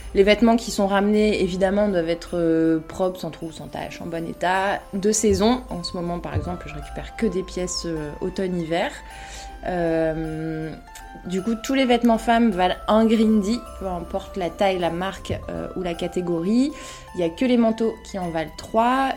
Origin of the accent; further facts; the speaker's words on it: Lille, Hauts-de-France, France; Je suis lilloise euh, depuis, euh, depuis toujours.